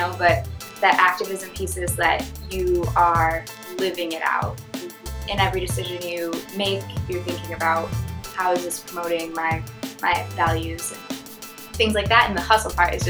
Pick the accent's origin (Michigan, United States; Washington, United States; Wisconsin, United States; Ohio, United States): Michigan, United States; moved away as an adult; now in Boston, United States; Born and raised in Michigan, went to University of Michigan. I moved to Boston about 9 months ago. First person in my family to leave the town I grew up in.